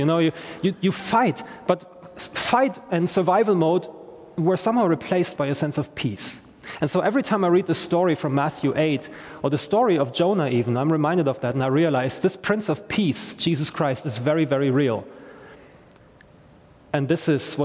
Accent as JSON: {"language": "English", "country": "Germany", "second_language": "English", "moved": "yes", "lives_now": "Belfast, United Kingdom", "said": "I am from Germany originally"}